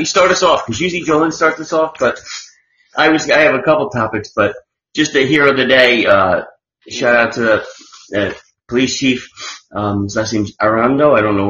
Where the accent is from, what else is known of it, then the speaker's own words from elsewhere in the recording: New Jersey, United States; But I grew up in Jersey, so.